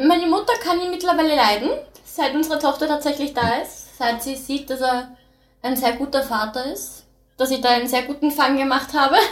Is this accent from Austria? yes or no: yes; Austria; also born or lived in United States; Seit ich vier bin in Österreich